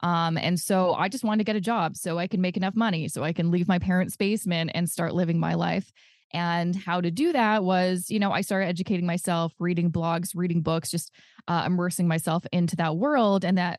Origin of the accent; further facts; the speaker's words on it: Coquitlam, British Columbia, Canada; I'm originally from Coquitlam, which is a place in British Columbia.